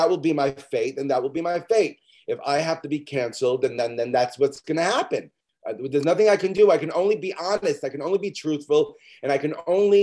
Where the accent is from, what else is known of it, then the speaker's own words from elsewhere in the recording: New York City, New York, United States; I'm from Midwood. I still live in Midwood